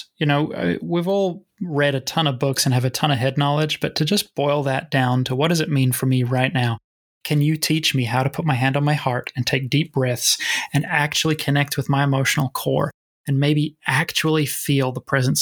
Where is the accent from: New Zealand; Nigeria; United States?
New Zealand; the culture I grew up in New Zealand